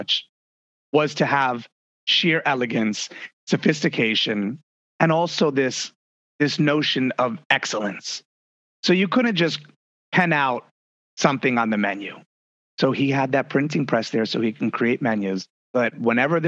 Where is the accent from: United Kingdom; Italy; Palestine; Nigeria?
Italy; moved away; I grew up in Italy, so figs are a huge part of my diet.